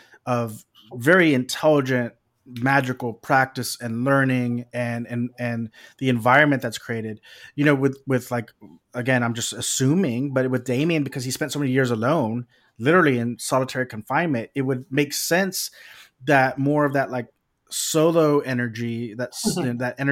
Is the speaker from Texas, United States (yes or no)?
yes; Texas, United States; Maybe it's because I'm from Texas